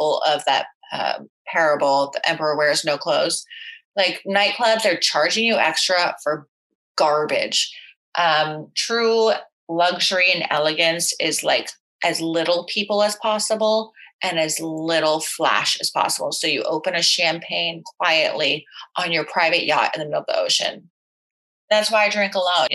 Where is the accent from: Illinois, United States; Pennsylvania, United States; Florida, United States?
Florida, United States; growing up in Florida, being a bartender at Dijon's where there are retirees